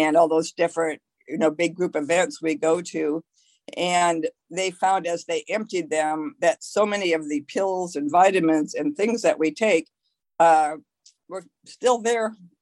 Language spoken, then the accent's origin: English; Midwest, United States; I'm from the Midwest, for instance, and our water in our city is one of the top five worst waters in the country.